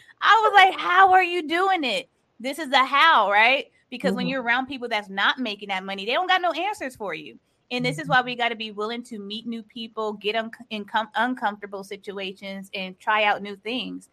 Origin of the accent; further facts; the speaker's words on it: Los Angeles, California, United States; I am from California, Los Angeles